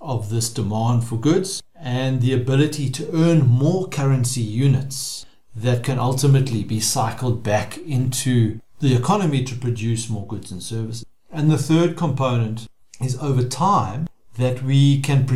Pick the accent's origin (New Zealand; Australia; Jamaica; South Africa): South Africa; As a South African